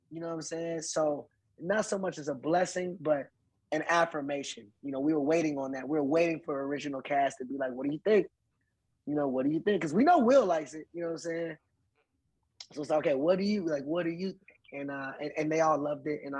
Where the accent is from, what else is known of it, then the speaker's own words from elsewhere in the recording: Philadelphia, Pennsylvania, United States; I come from West Philly. We fought on the court.